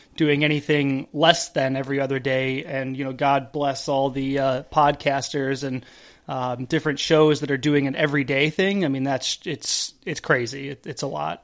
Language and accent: English; Buffalo, New York, United States; I grew up in Buffalo